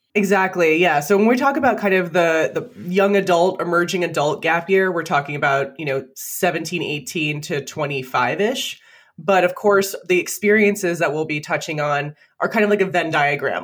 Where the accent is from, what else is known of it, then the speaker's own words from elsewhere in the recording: Toms River, New Jersey, United States; now in Vermont, United States; I grew up in Tom's River, which is right by Seaside Park, Seaside Heights, Point Pleasant